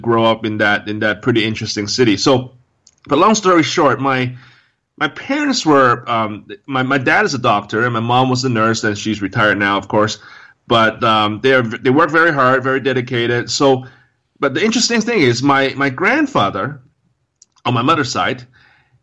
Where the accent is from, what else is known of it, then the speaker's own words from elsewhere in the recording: Hong Kong; So I was brought up in Hong Kong, and that's where I was born and raised